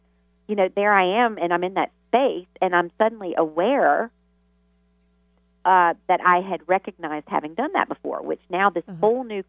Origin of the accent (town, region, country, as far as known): the South, United States; born or raised there